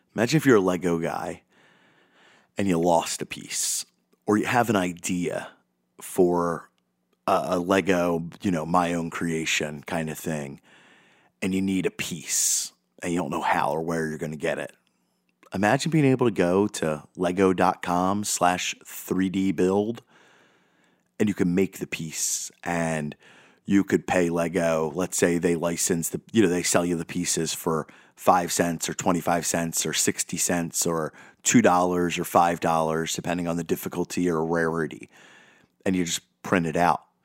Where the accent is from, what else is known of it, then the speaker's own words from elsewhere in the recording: United States; I'm speaking as an American